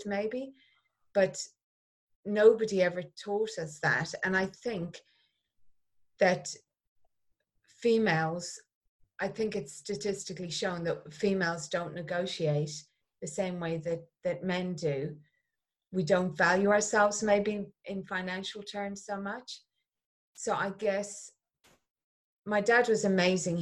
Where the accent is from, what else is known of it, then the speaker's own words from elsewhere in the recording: Clonmel, Munster, Ireland; Growing up in Ireland, we were taken to the theatre 4 times a year